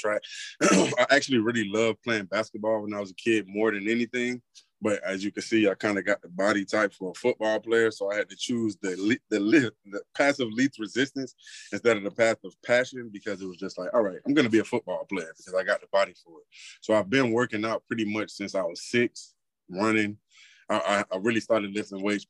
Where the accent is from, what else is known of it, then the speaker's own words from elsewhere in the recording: South Florida, United States; now in Texas, United States; I'm in Texas right now, but I'm from South Florida